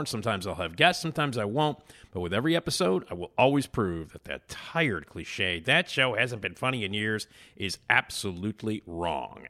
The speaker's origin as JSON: {"language": "English", "town": "Chicago", "region": "Illinois", "country": "United States", "said": "I'm from Chicago, so I obviously know what it's like to walk outside when it's eighty below"}